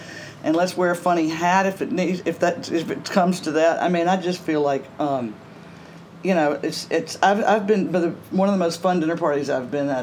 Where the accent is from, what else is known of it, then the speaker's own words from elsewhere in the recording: Greenville, Mississippi, United States; moved away as an adult; also born or lived in New York; Greenville, Mississippi, my hometown